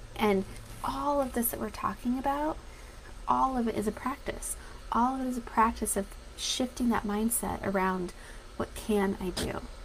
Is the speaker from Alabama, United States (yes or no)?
no; Denver, Colorado, United States; being that I'm from Denver, Colorado